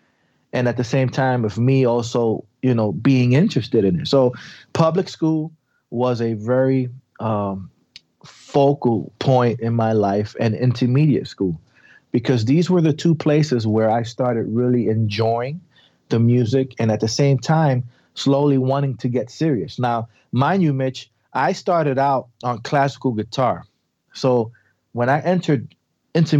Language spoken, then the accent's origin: English; New York City, New York, United States; I was raised in the South Bronx